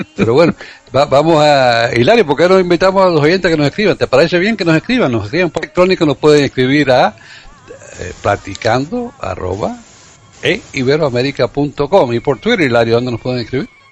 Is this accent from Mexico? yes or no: no; Cuba; moved away